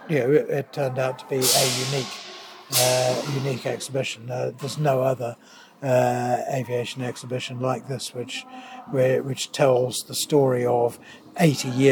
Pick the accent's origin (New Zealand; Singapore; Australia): New Zealand; moved away as an adult; also born or lived in Canterbury, New Zealand; now in United Kingdom; I am a New Zealander